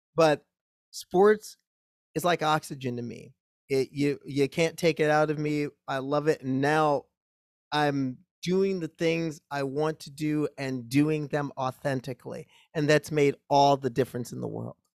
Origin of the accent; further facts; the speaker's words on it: Omaha, Nebraska, United States; I grew up in Omaha, Nebraska